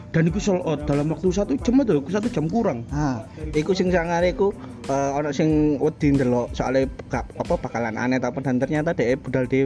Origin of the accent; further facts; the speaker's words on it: Jakarta, Indonesia; Gue kan dari Jakarta